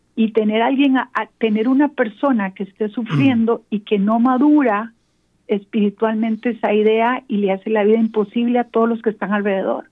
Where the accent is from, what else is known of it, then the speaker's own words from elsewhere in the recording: San José, Costa Rica; moved away as an adult; now in Atlanta, United States; yo soy de Costa Rica, de San José, Costa Rica, pero actualmente vivo en Atlanta